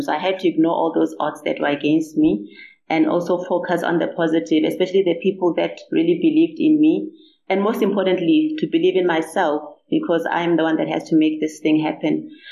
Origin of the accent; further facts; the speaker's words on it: Limpopo, South Africa; I'm actually from Limpopo. I was born and bred here in Limpopo.